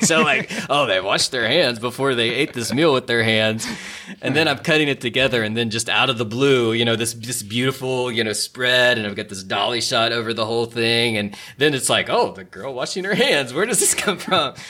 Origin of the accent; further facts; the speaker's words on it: Alum Creek, United States; moved away; The big thing in my hometown of Alum Creek is every July we have the Alum Creek pig roast